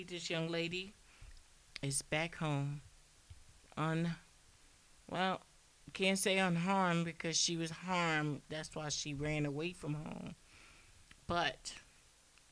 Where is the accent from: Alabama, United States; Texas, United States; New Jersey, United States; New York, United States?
New Jersey, United States; I'm from Jersey